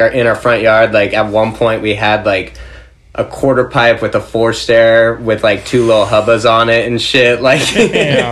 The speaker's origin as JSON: {"language": "English", "town": "Anaheim", "region": "California", "country": "United States", "tie": "born or raised there", "said": "I grew up in Anaheim, California, so kind of like Orange County zone"}